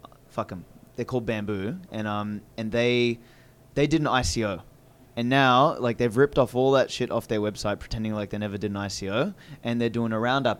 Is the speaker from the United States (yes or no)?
no; Australia; accent: Australian; Mine's not too like Australian.